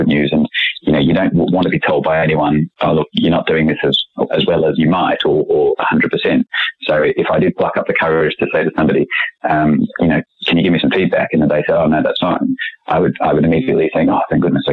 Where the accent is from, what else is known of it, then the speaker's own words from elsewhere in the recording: Australia; moved away as an adult; now in London, United Kingdom; growing up in Oz